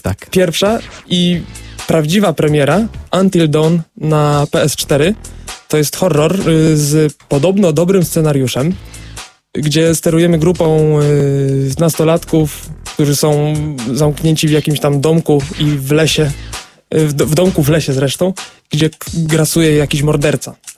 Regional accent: Wrocław, Lower Silesian Voivodeship, Poland; u nas we Wrocławiu

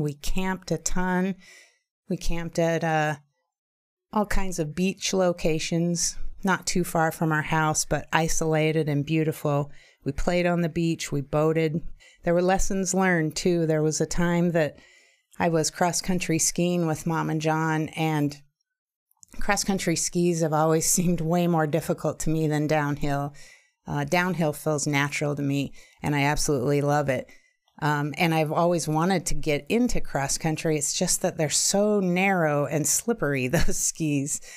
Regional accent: Juneau, Alaska, United States; moved away; also born or lived in Idaho; Being an only child born and raised in Juneau, Alaska, and living with my single mom

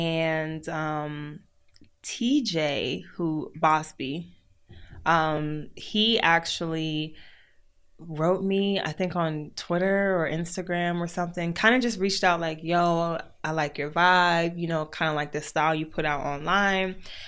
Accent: Maryland, United States; So I grew up in Maryland. I've been, for most of my life, been a Mo County girl.

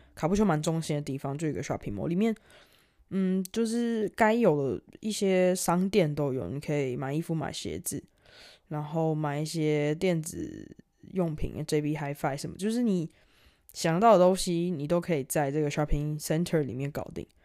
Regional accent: Taipei, Taiwan; now in Australia; 因为我，我是在，我在台北嘛，我是台北人，就是感觉在台北的生活也是蛮多彩多姿的

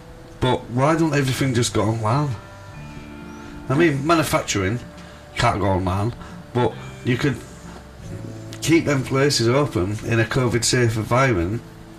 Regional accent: Hull, Yorkshire and the Humber, United Kingdom; You can tell we're from Hull.

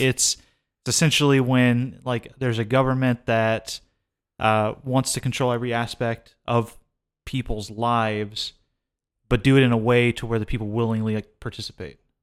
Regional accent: the South, United States; I grew up in the South, too

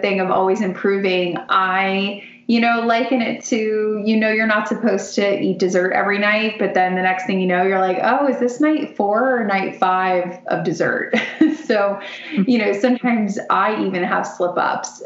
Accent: Florida, United States; I grew up in Florida and my dad's a big surfer

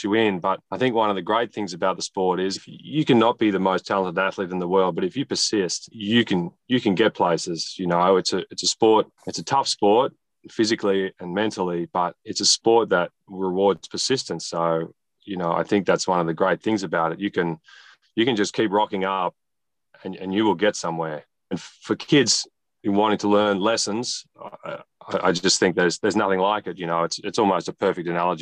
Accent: Melbourne, Victoria, Australia; also born or lived in Newcastle; I grew up in Melbourne. We moved around a bit, born in Newcastle

